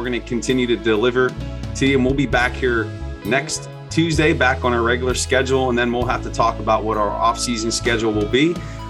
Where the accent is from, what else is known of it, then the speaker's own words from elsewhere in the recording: Pittsburgh, Pennsylvania, United States; now in Philadelphia, United States; living out here the east side of Philly, I'm originally from Pittsburgh